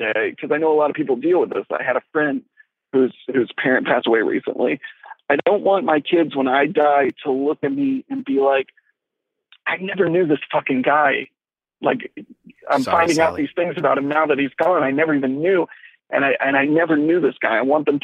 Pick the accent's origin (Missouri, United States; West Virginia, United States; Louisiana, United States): Louisiana, United States; moved away; we're from Louisiana